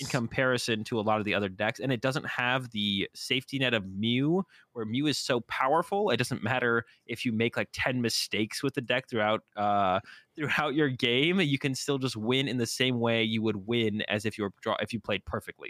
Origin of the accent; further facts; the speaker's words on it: Boston, Massachusetts, United States; I'm also from Boston